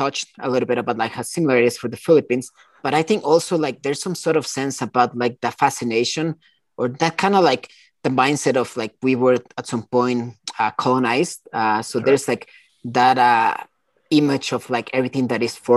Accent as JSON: {"language": "English", "country": "Costa Rica", "tie": "born or raised there", "also_born_or_lived": "China", "moved": "as an adult", "said": "I grew up in Costa Rica in the 80s"}